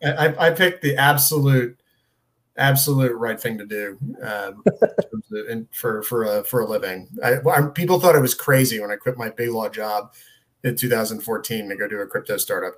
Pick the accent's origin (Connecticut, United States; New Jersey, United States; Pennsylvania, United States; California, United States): Connecticut, United States; I'm from Connecticut.